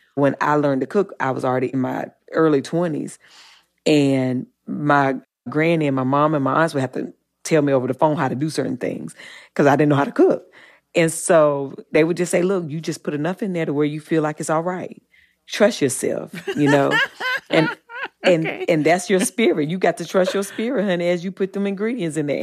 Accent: Eden, North Carolina, United States; I'm from the South and I, I grew up in, in Eden, North Carolina

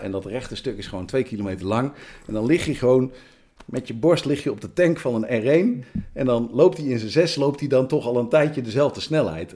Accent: Amersfoort, Utrecht, Netherlands; Dan ben ik een boer uit Amersfoort

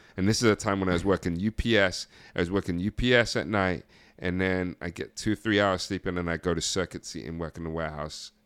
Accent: near Ipswich, East of England, United Kingdom; moved away as an adult; also born or lived in New York, United States; being in a place like that, 'cause you had London and you had Ipswich, which is right down the street

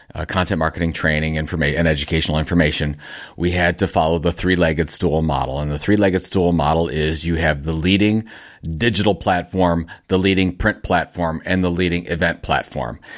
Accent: Cleveland, Ohio, United States; Cleveland, Ohio, my hometown

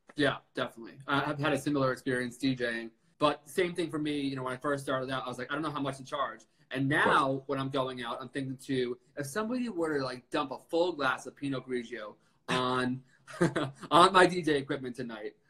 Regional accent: Suffern, New York, United States; I'm from Suffern

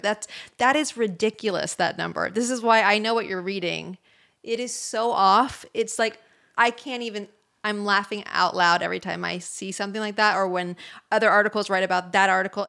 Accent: Bay Area, California, United States; I'm from the Bay Area

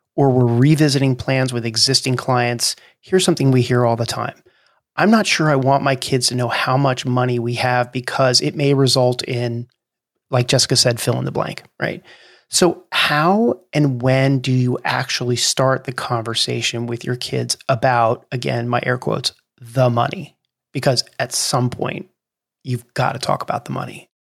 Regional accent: New Jersey, United States; I grew up in New Jersey, which is one of the only two states in the nation that doesn't have self-serve gas

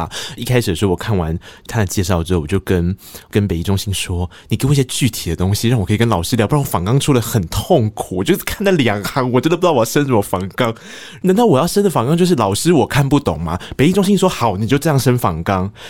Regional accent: Tainan, Taiwan; 我是台南人啊，我喜欢甜的食物啊。

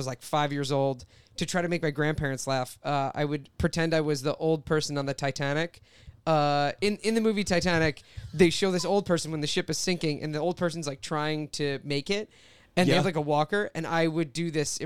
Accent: Marlboro, New Jersey, United States; I grew up in Marlboro, New Jersey

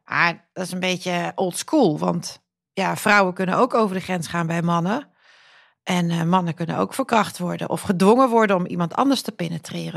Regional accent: Netherlands; also born or lived in Croatia; mijn eigen ouders komen uit Kroatië. Ik ben in Nederland geboren, maar wel tweetalig opgevoed

